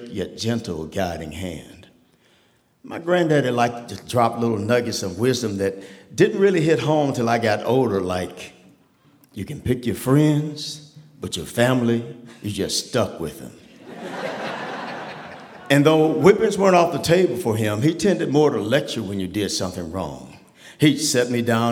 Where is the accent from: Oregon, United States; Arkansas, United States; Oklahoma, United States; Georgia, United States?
Oklahoma, United States; Tulsa; I grew up in Tulsa, Oklahoma